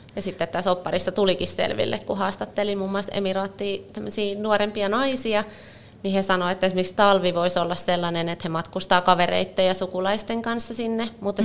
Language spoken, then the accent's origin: Finnish; Finland